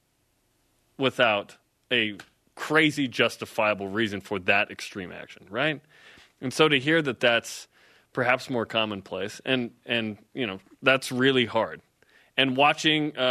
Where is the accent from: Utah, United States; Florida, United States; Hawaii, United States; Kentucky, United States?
Utah, United States; Salt Lake County / Davis County; I grew up in Salt Lake County. Grew up in Davis County here in Utah.